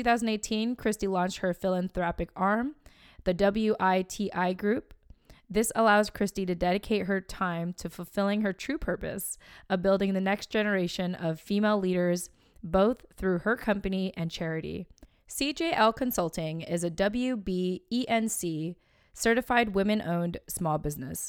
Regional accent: San Diego, California, United States; moved away as an adult; now in Virginia Beach, United States; I'm originally from San Diego, California

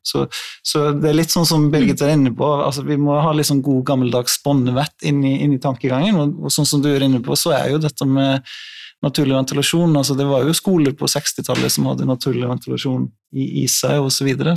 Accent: Iceland; now in Norway; jeg er jo islending

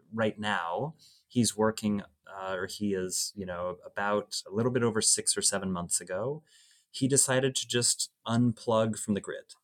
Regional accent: Oregon, United States; moved away; I grew up in Oregon

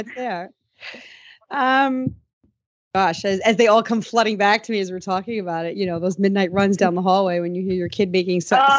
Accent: Suffern, New York, United States; I grew up just over the border in Rockland County, right in Suffern, on the border of Mahwah.

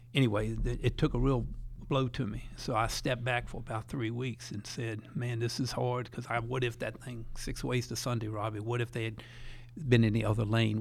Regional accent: Petersburg, Virginia, United States; also born or lived in Richmond, Virginia / McKenney, Dinwiddie County, Virginia; I grew up in a town called Petersburg, Virginia, about twenty miles south of Richmond, Virginia, the capital of Virginia

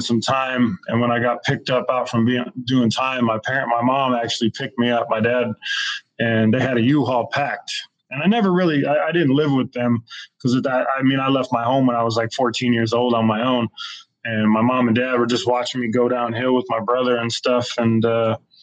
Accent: Shasta County, California, United States; the people I grew up with in Shasta County

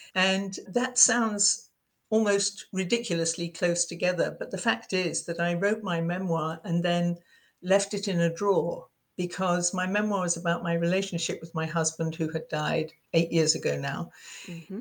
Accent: United Kingdom; accent: English; moved away as an adult; now in United States; being British

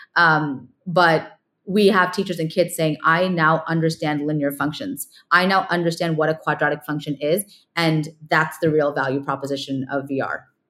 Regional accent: California, United States; moved away as an adult; also born or lived in New York / India; now in San Francisco, United States; I grew up in California, but move, moved out to the East Coast

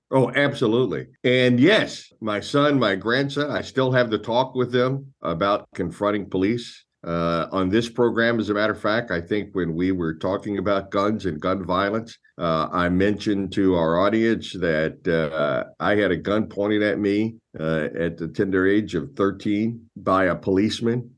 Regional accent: Louisville, Kentucky, United States; I was born and raised in Louisville, Kentucky

